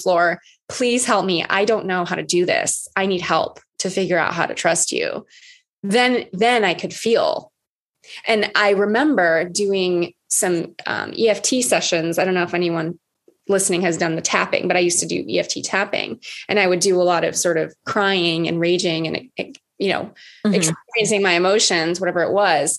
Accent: Oahu, Hawaii, United States; I'm from Oahu. I'm from Hawaii.

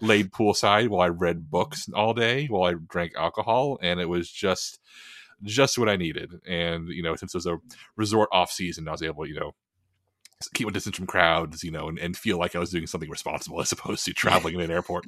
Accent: Texas, United States; I love being a Texan

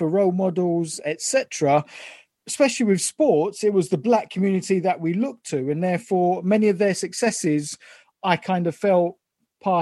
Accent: London, United Kingdom; We're all Londoners.

